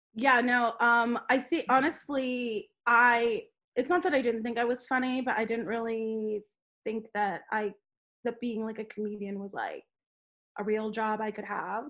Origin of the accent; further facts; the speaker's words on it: Los Angeles, California, United States; I'm like, "LA."